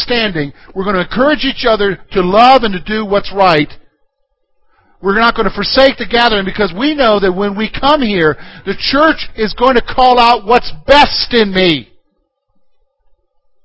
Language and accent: English; Columbia, United States; now in Pennsylvania, United States; I'm from the South, from Columbia, which is, I grew up in the suburbs there